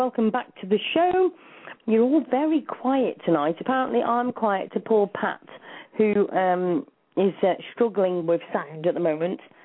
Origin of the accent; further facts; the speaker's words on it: Shropshire, West Midlands, United Kingdom; I'm from Shropshire